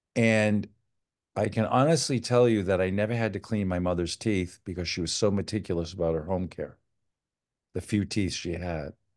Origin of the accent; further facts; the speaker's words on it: Old Town, Maine, United States; now in Connecticut, United States; I grew up in Old Town, Maine